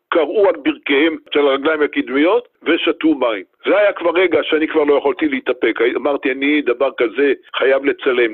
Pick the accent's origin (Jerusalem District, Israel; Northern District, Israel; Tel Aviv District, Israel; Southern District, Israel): Tel Aviv District, Israel; Tel Aviv; born or raised there; also born or lived in Kibbutz Sasa